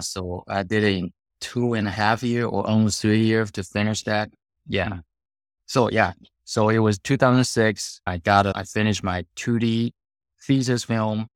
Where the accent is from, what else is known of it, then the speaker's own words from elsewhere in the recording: Taiwan; moved away as an adult; I was born in Taiwan, grew up there